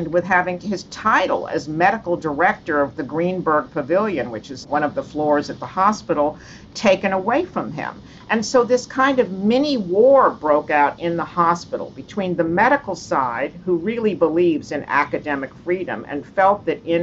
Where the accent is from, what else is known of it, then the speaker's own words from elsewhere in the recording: South Texas, United States; moved away; We came from South Texas